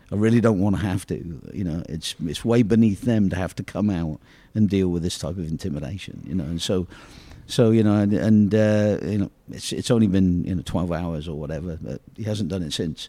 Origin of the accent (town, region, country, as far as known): England, United Kingdom; born or raised there; moved away